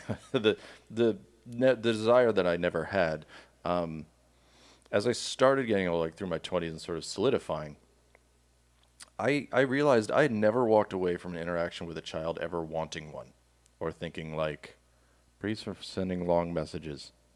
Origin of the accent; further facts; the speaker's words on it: Miami, Florida, United States; now in Georgia, United States; I grew up with cats in Miami